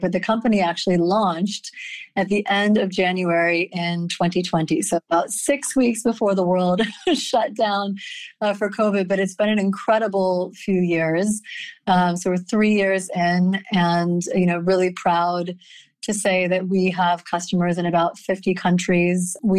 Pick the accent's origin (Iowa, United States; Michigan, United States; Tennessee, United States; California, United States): Iowa, United States; Grinnell; also born or lived in Midwest / Rust Belt; So I am actually an Iowa gal originally. I was born in Grinnell, Iowa, to very academic, technology, and creativity-focused household. So I grew up in small college towns in the Midwest and the Rust Belt